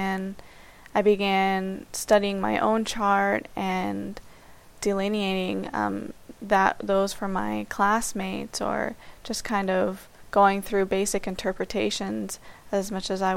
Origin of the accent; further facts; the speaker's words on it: Miami, Florida, United States; I'm from Miami, Florida, and I'm currently 27 years old